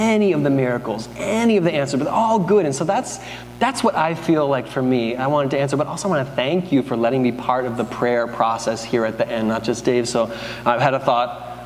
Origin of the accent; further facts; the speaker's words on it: United States; we're American